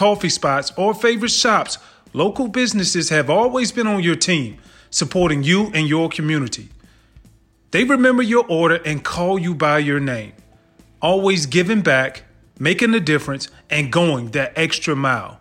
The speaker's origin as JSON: {"language": "English", "region": "Georgia", "country": "United States", "said": "I'm from Georgia"}